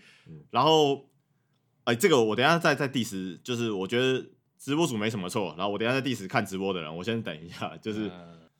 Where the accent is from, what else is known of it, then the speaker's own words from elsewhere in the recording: Zhongli, Taoyuan, Taiwan; 我确实是桃园人啊，但是如果你真的要讲的话，那我就是桃园里面的中立，中立人